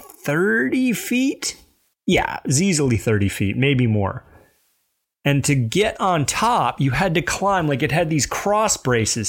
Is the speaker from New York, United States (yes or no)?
no; Alabama Gulf Coast, United States; moved away; I grew up in that little tail of Alabama that sticks down and touches the Gulf of Mexico